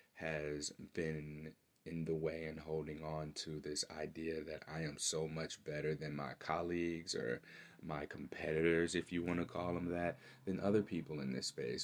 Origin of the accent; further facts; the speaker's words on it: St. Louis, Missouri, United States; my hometown, St. Louis, Missouri